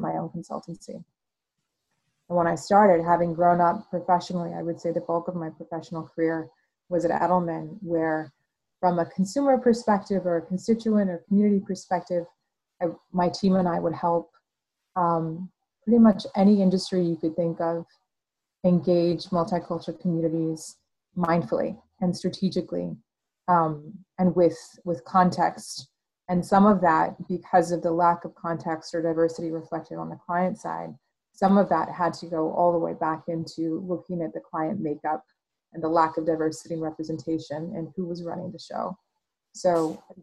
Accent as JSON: {"language": "English", "town": "El Paso", "region": "Texas", "country": "United States", "tie": "born or raised there", "moved": "as an adult", "lives_now": "Austin, United States", "said": "I grew up in El Paso, Texas. I came to Austin through school"}